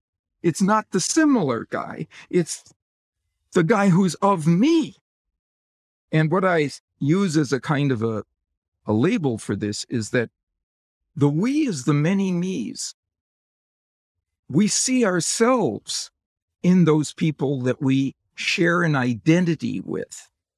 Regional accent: Wisconsin, United States; I grew up in Wisconsin, and the NFL team associated with Wisconsin is the Green Bay Packers.

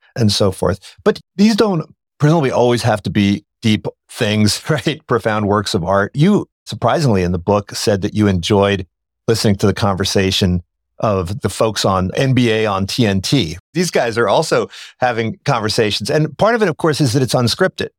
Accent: Philadelphia, Pennsylvania, United States; we grew up in Philadelphia

